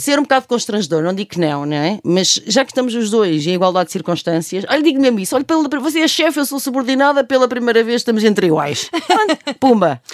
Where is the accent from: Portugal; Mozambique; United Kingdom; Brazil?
Portugal; Coimbra, Centro; Eu nasci hum. com, com pé na praia no Mossul e depois sou de Coimbra